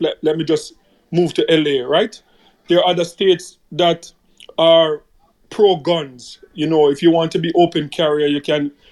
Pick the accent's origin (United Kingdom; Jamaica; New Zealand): Jamaica; as a Jamaican